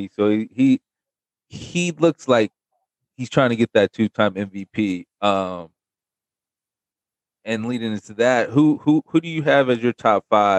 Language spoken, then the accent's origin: English; California, United States; Don't disrespect my home. Don't disrespect my home state now.